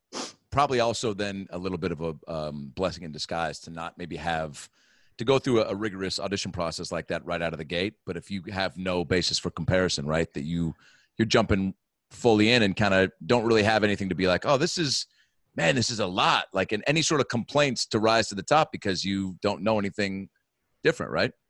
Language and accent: English; Seattle, Washington, United States; moved away as an adult; also born or lived in Los Angeles; I'm from Seattle, Washington